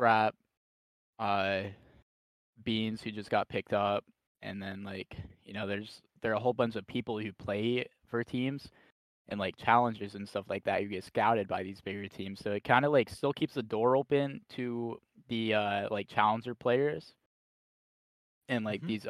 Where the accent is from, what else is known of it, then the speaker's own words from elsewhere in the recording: Ohio, United States; I'm from Ohio